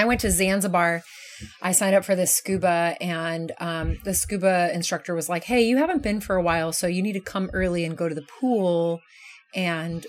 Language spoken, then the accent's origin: English; Kansas, United States; moved away; I grew up in Kansas